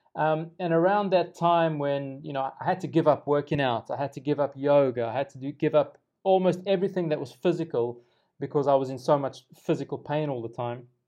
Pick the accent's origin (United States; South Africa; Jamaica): South Africa; as a South African